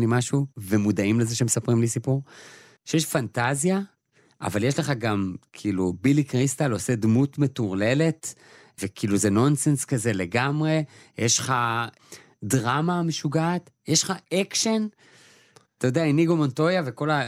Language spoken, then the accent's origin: Hebrew; Israel; אנחנו אה, כישראלים